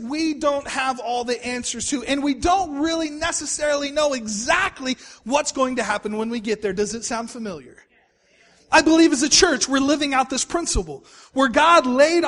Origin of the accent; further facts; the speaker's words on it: Texas, United States; moved away as an adult; also born or lived in Oklahoma City, Oklahoma; I was from Texas.